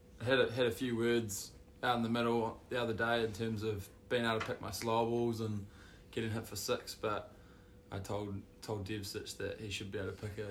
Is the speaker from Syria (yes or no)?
no; Hawke's Bay, New Zealand; moved away as an adult; now in Hamilton, New Zealand; growing up in Hawke's Bay, but actually born in Hamilton and up here for uni at the moment